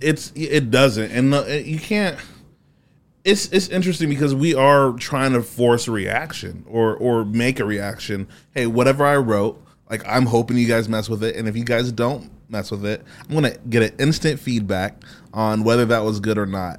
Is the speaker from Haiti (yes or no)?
yes; Haiti; also born or lived in Fort Wayne, Indiana / Columbia City, Indiana; now in Indianapolis, United States; I'm Haitian.